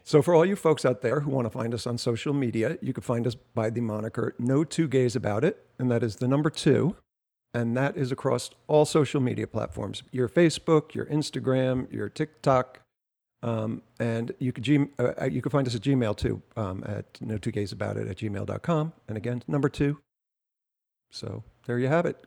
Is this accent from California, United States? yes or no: no; New Jersey, United States; I'm from Jersey.